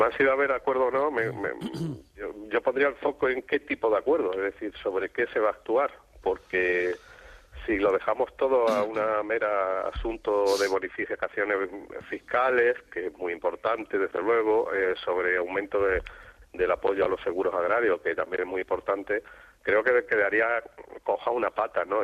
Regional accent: Extremadura, Spain; ahora soy conformista extremeño

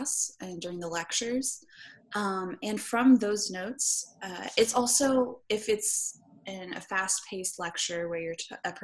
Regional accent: Houston, Texas, United States; moved away as an adult; also born or lived in Waco, Texas; I am actually from Houston, Texas.

